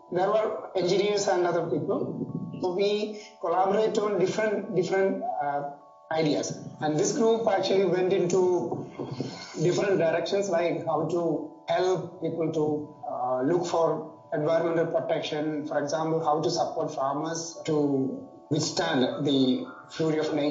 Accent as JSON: {"language": "English", "town": "Kottayam", "region": "Kerala", "country": "India", "also_born_or_lived": "Kasargod", "moved": "yes", "lives_now": "Kasaragod, India", "said": "I'm actually from Central Kerala, from Kottayam, but um, I live and work in Kasargod right now."}